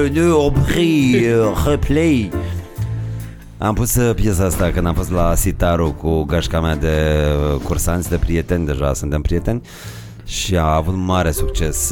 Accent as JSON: {"language": "Romanian", "region": "Moldavia", "country": "Romania", "said": "eu sunt moldovean"}